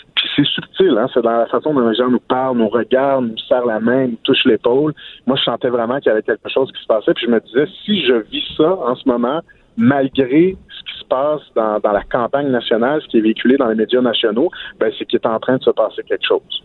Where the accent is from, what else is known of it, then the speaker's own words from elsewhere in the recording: Outaouais, Quebec, Canada; chez nous, en Ottawa